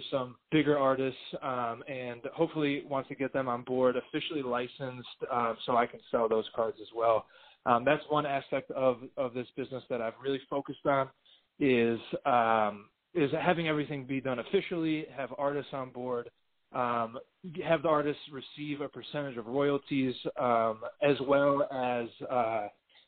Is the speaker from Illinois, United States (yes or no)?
yes; Chicago, Illinois, United States; I was born and raised in Chicago